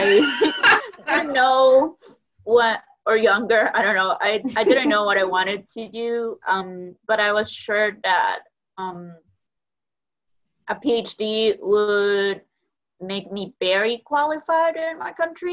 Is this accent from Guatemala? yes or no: yes; Guatemala; moved away as an adult; now in Nebraska, United States; I grew up in Guatemala